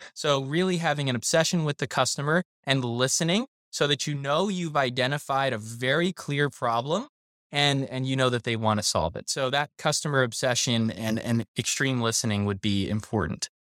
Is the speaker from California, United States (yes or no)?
no; South Florida, United States; I was raised in South Florida